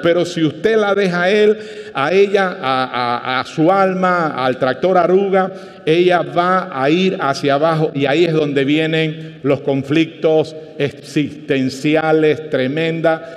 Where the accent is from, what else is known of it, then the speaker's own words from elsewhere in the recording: Panama; cuando justo se inauguraba el Ingenio La Victoria en mi provincia natal